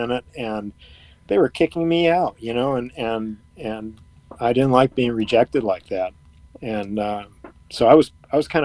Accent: Ann Arbor, Michigan, United States; growing up in Ann Arbor

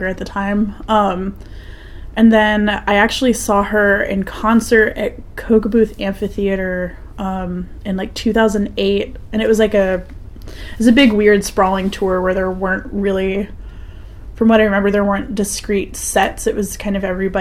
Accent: Cary, North Carolina, United States; I grew up in Cary and have only ever lived in the Triangle

